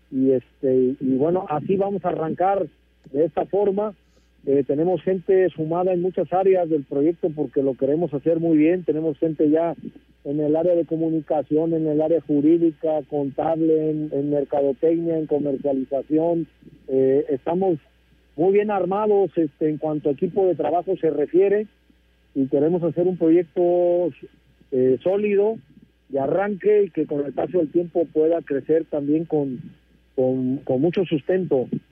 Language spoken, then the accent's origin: Spanish; Colima, Mexico; born or raised there